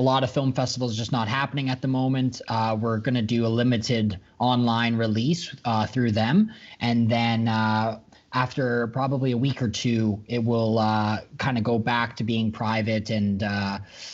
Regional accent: Calgary, Alberta, Canada; So I've been born and raised in Calgary. This has always been home for me.

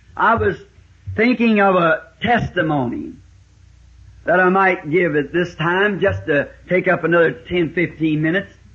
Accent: the South, United States; also born or lived in Ireland (ancestry); I'm a Southerner

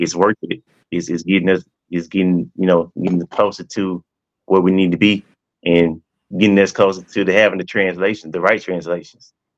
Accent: Monticello, Mississippi, United States; from Mississippi, Monticello, Mississippi, a small town

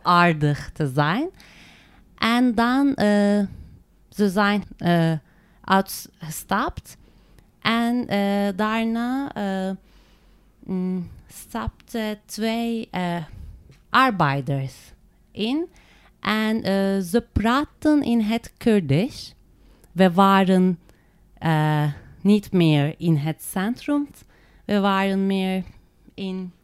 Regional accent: Turkey; Dutch is a second language; moved away as an adult; now in Netherlands; Ik kom uit Turkije

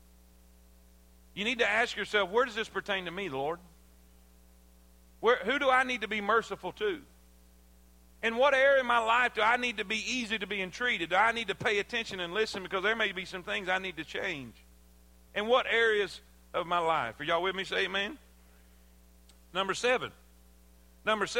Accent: South Florida, United States; I grew up in South Florida.

